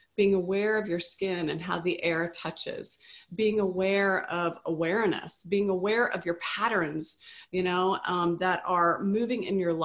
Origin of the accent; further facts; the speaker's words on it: the South, United States; moved away; also born or lived in California; Growing up in the South